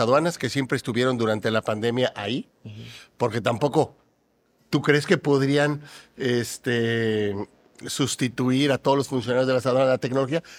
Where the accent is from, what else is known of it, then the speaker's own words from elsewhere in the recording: Mexico; en mi país, en México